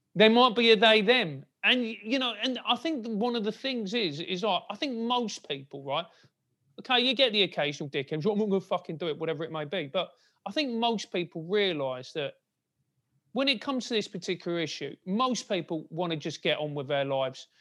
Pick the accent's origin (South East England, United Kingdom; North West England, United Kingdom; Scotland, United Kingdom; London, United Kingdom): London, United Kingdom; I grew up in a, in a rather glamorous part of South London called Motspur Park